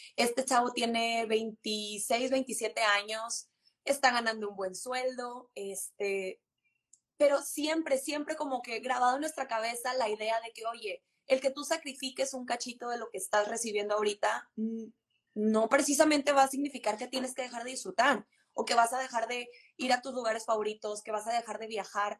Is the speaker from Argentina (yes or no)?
no; Monterrey, Nuevo León, Mexico; de Monterrey, 100% regia